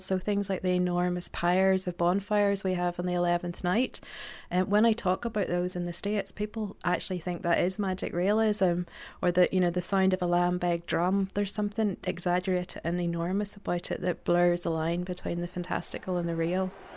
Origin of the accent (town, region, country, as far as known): Northern Ireland, United Kingdom; born or raised there; moved away